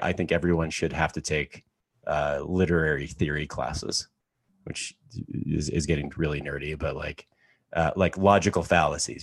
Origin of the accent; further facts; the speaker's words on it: Canada; I grew up in Canada, in a farm town of eighteen hundred people in the middle of nowhere.